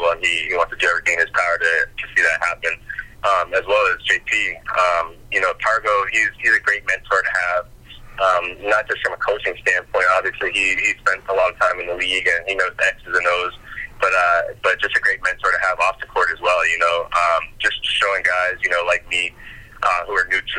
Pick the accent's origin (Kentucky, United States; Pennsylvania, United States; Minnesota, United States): Kentucky, United States; I'm from Kentucky